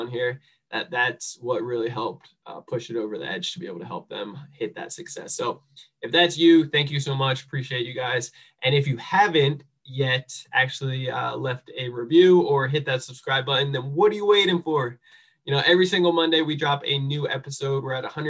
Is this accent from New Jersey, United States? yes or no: yes; New Jersey, United States; I'm a misfit from New Jersey, and just grew up a screw up